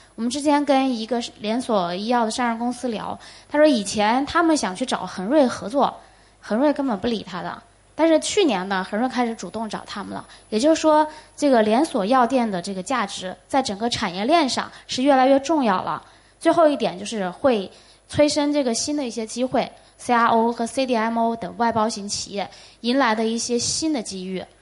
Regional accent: China; 我们中国人最大的优势就是勤奋，也聪明

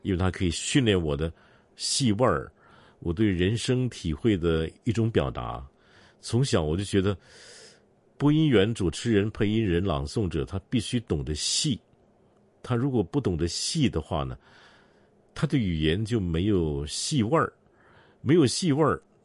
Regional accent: Singapore; 我在新加坡出生长大

